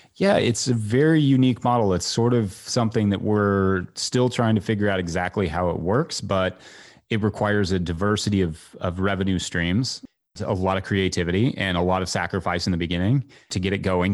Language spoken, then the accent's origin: English; Kentucky, United States; moved away; also born or lived in New York City; I moved from New York City back to my home state of Kentucky